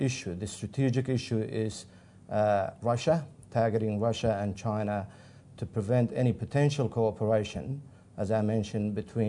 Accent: Iraq; now in Australia; I am originally from Iraq

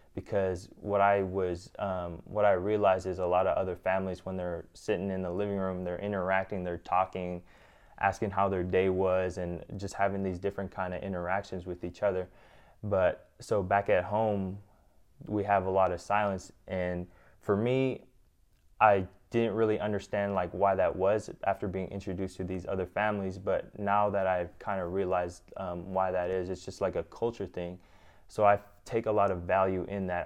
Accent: Gambell, Alaska, United States; moved away; growing up in Gamble, it's so different

